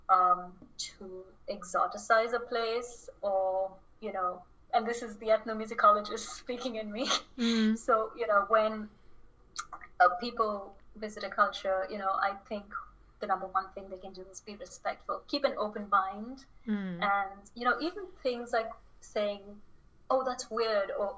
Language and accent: English; Chennai, Tamil Nadu, India; moved away; back home in Chennai, India, my hometown.